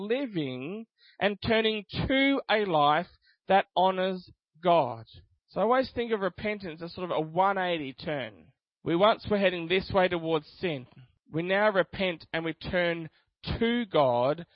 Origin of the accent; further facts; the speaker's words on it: Australia; I'm Australian because I was born here